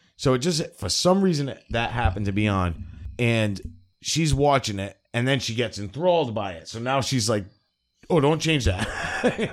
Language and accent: English; New England, United States; I grew up in New England my whole life